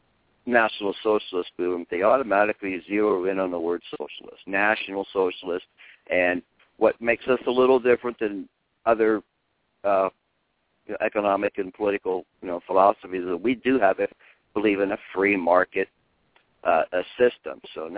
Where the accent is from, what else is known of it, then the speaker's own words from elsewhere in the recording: Pennsylvania, United States; moved away as an adult; now in Arizona, United States; I grew up in the Appalachian Mountains of western Pennsylvania. I lived in a rural type community.